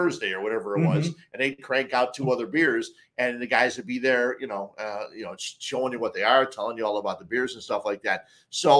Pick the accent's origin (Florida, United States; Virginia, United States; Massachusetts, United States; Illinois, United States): Illinois, United States; Chicago; I'm from the Chicago area.